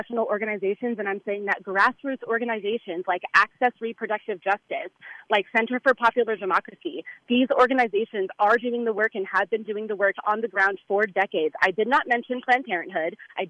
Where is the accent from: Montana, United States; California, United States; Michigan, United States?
California, United States; Orange County; I'm from Orange County